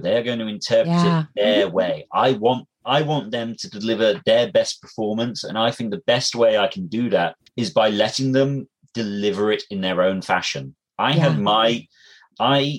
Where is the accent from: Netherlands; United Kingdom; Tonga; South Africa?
United Kingdom; England; I'm English.